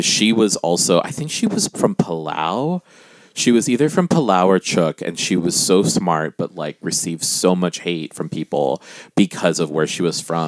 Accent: Guam; growing up on Guam

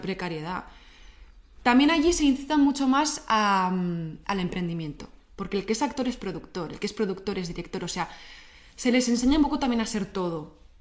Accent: Basque Country, Spain; somos los vascos

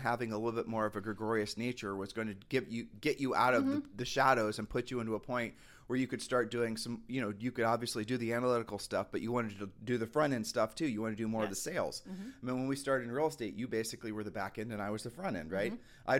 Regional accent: Texas, United States; I'm visiting from Texas. Yeah, I'm here for business.

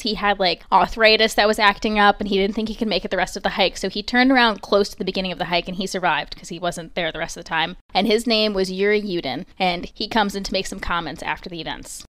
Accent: Long Island, New York, United States; accent: Long Island; I had such a Long Island accent

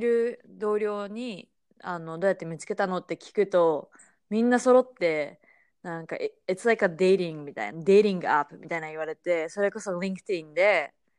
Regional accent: Japan; moved away as an adult; now in United States; 私は、まあ、もちろん日本で育ったわけだけど

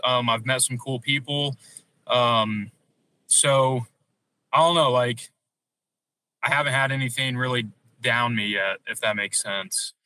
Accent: Missouri, United States; moved away as an adult; being from Missouri

